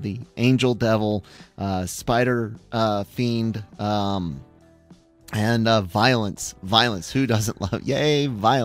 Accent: United States; as an American

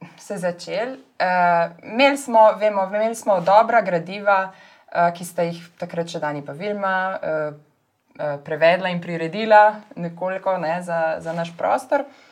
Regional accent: Slovenia; also born or lived in Ljubljana; now in Lower Carniola, Slovenia; smo Slovenci

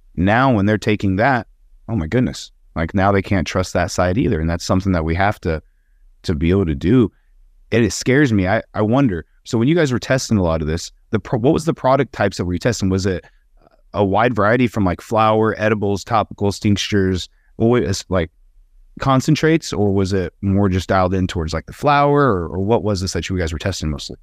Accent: Wyoming, United States; I'm from Wyoming, that's the state that I claim. I live there the most

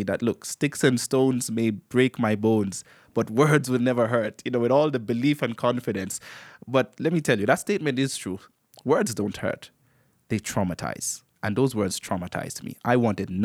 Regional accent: Antigua & Barbuda; also born or lived in Kenya; I am Kenyan-born and raised in the Twin Island state of Antigua and Barbuda

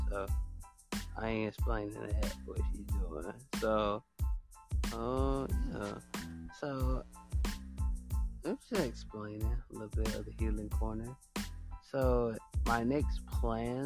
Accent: the South, United States; I'm from the South.

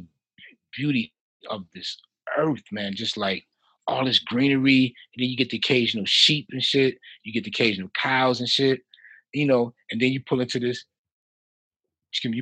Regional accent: Chicago, Illinois, United States; accent: Chicago; I'm from Chicago

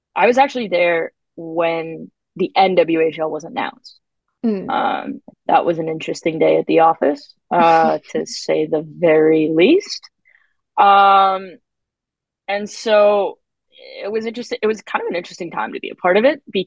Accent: Canada; I'm Canadian

